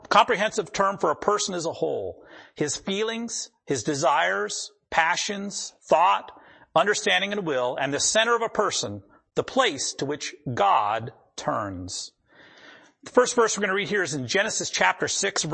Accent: the Dakotas, United States; I grew up in the Dakotas

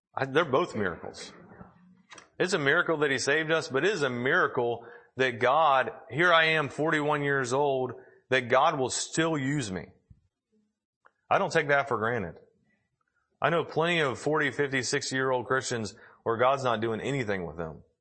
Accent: the South, United States; I was raised in the South

